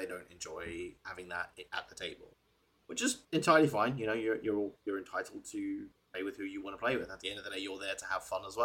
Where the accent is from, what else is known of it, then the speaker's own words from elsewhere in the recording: South Africa; I'm South African